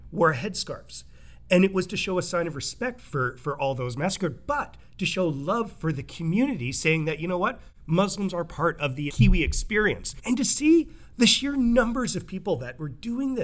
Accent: Tsawwassen, British Columbia, Canada; I grew up in Tawasin next to the Tawasin, you know, indigenous area

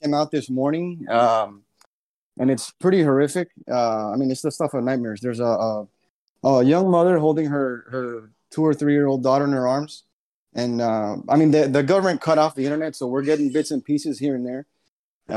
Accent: United States; I was born here in the States

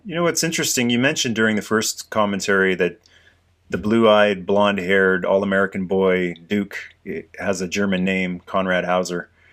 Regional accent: Canada; as a Canadian guy

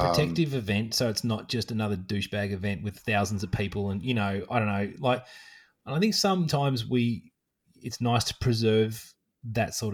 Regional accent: Australia; another um, Aussie girl who ran across and did that as well, which I love. You know that there's one of my home state license plates hanging in some random forest

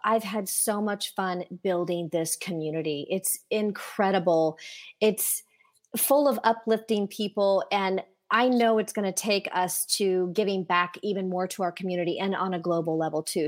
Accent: Indiana, United States; born or raised there

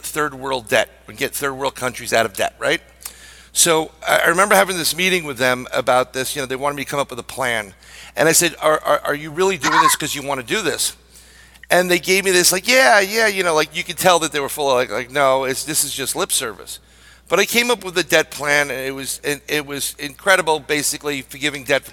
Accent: New York City, New York, United States; I'm a New Yorker

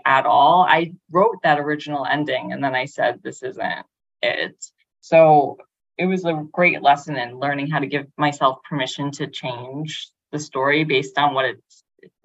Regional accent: New York City, New York, United States; I grew up in Brooklyn, I grew up in Bay Ridge, and adjacent to Coney Island, and I now live in Bensonhurst in Brooklyn

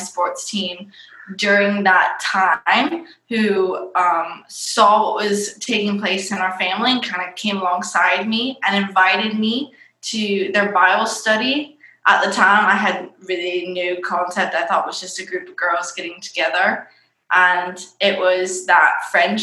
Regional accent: Michigan, United States; I was raised in a different state called Michigan

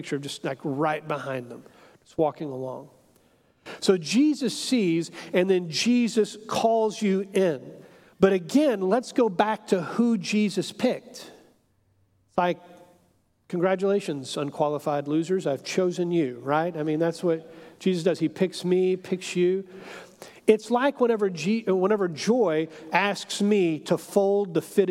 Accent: Houston, Texas, United States; I'm an American, I'm a Texan, I'm a Houstonian

